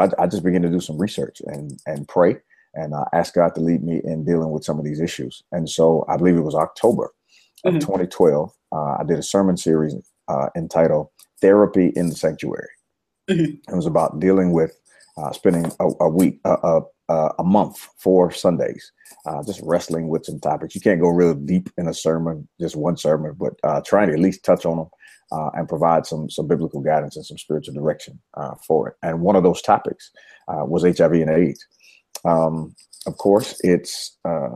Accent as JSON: {"language": "English", "region": "Virginia", "country": "United States", "tie": "born or raised there", "moved": "as an adult", "lives_now": "Nashville, United States", "said": "Born and raised in Virginia"}